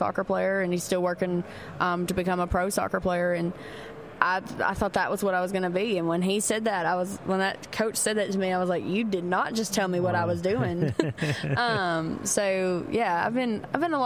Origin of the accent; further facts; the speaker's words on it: Kentucky, United States; I'm from Kentucky.